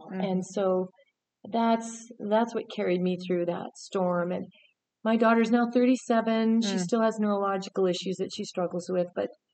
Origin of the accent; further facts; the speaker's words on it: Southern Alberta, Canada; moved away; also born or lived in British Columbia; I grew up in Southern Alberta, so I'm a landlubber girl.